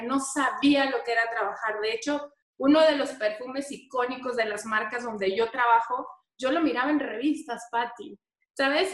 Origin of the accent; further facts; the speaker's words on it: Tijuana, Baja California, Mexico; moved away as an adult; now in Mexico City, Mexico; Yo ahora mismo radico en la Ciudad de México, pero soy tijuanense, súper orgullosa de ser tijuanense